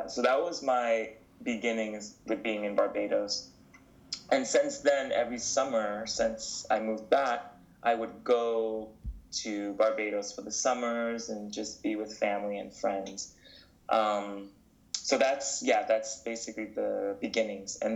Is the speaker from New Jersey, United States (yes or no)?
no; North Carolina, United States; born there; And uh, when I was born, I was born in North Carolina.